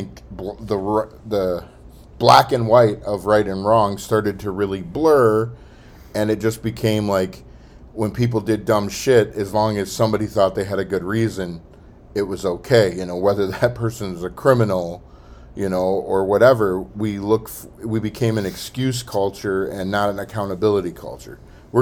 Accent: Tennessee, United States; also born or lived in Orlando; now in Midwest, United States; But where I grew up in Tennessee is a far better place to be than what Orlando was

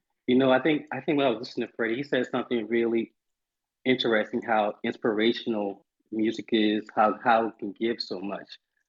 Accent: Charleston, South Carolina, United States; something that kind of originated in the South, which is where I'm from. I'm from Charleston, South Carolina.

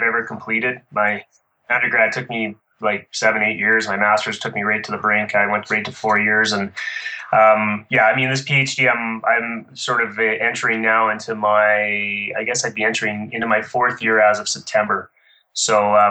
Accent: Ottawa, Ontario, Canada; moved away as an adult; now in Calgary, Canada; I grew up in Ottawa, which is the capital of Canada, In 92, I moved out here to train at a training center here in Calgary

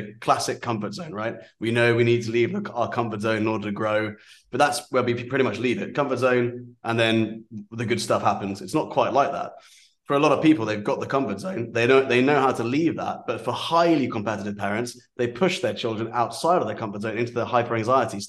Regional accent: Aldershot, South East England, United Kingdom; I grew up in an army environment. I grew up in Aldershot.

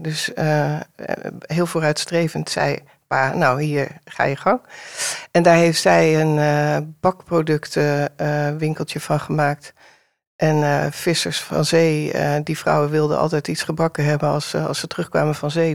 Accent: Amsterdam, North Holland, Netherlands; Ik ben eh, geboren in Amsterdam-Noord, in de tijd dat het nog niet zo hot en happening was als nu

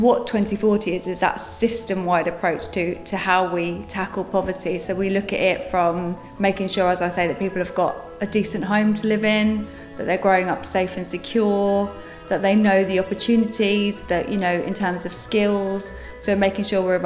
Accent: Luton, East of England, United Kingdom; I was born in the Luton Dunstable Hospital and I grew up in Farley Hill.

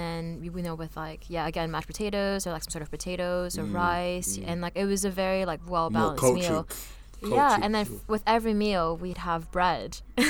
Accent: Paris, Île-de-France, France; growing up in Paris, it's always been so diverse.

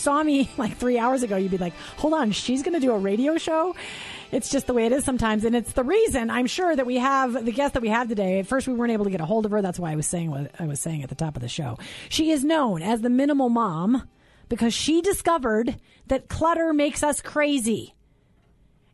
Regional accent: St. Peter, Minnesota, United States; I'm from Minnesota. I grew up in St. Peter, where my parents were professors at Gustavus Adolphus College

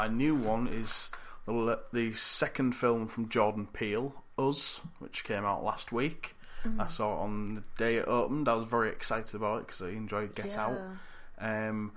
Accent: United Kingdom; as a British person

